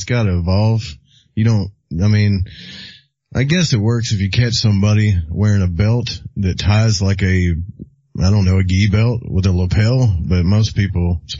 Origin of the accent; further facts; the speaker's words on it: Little Rock, Arkansas, United States; accent: southern; I'm down here in the South. I'm in the sticks. I am from Little Rock, Arkansas.